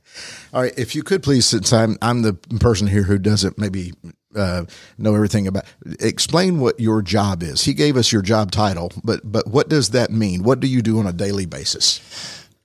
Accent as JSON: {"language": "English", "country": "United States", "said": "as an, as an American"}